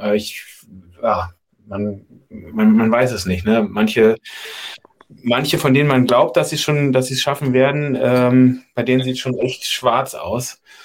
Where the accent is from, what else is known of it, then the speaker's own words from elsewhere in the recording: Berlin, Germany; also born or lived in Freiberg, Saxony; als Berliner